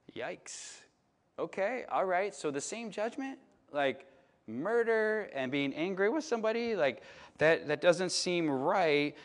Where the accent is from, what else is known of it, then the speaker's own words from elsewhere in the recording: Chicago, Illinois, United States; moved away; I'm from Chicago